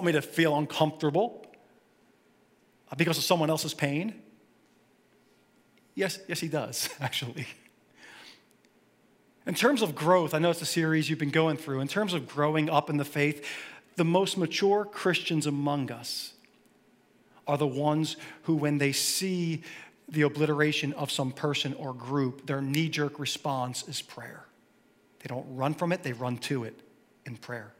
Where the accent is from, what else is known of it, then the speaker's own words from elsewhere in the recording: Philadelphia, Pennsylvania, United States; I grew up in Philly, so I bleed green.